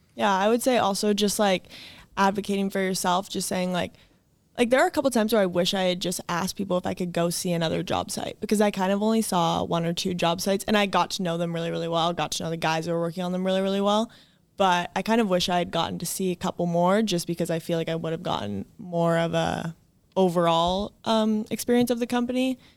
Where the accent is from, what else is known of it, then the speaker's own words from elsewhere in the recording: Edmonds, Washington, United States; I grew up in Edmonds